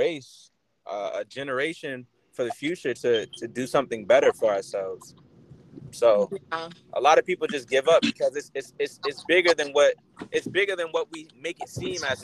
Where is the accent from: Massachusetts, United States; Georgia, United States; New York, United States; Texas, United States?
Massachusetts, United States; Boston; where I grew up in Roxbury